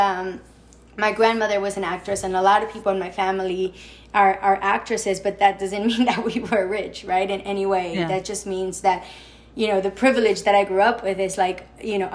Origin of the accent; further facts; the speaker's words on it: Mexico City, Mexico; moved away as an adult; now in New York City, United States; I grew up in Mexico